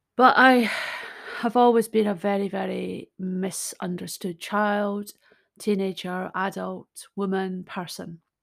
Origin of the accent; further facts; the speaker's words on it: Scotland, United Kingdom; I'm Scottish. I'm a storyteller